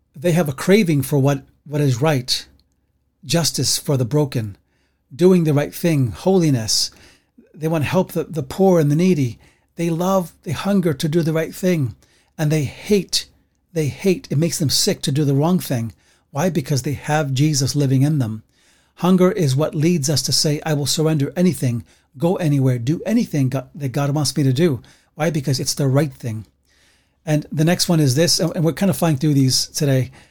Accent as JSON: {"language": "English", "town": "New York City", "region": "New York", "country": "United States", "tie": "born or raised there", "said": "I grew up like that in the Bronx"}